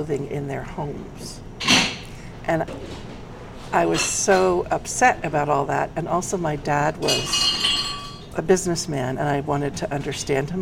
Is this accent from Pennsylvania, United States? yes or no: no; San Francisco, California, United States; moved away as an adult; also born or lived in Boston, Massachusetts / Norway / Chicago; I was born and raised in San Francisco